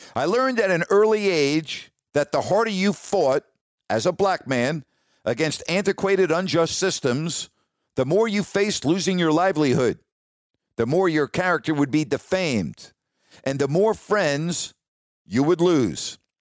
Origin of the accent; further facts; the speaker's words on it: New York, United States; moved away; also born or lived in California; I grew up in New York